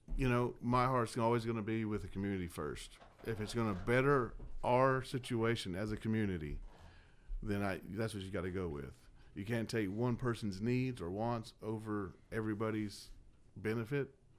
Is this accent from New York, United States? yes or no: no; Dallas, Texas, United States; moved away as an adult; also born or lived in Southern California / Tahoe / Corpus Christi, Texas; now in Temple, United States; I was born in Southern California, raised in Dallas, Georgia